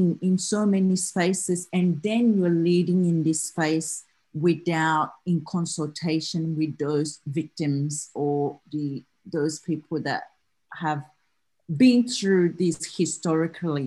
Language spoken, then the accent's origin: English; Australia; accent: Australian; I'm talking to you from Australia, so my accent will be quite different to you all in back in US